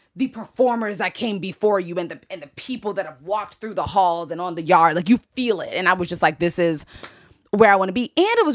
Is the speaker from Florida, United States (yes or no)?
no; DC area, Maryland, United States; I'm from Maryland, D.C. area.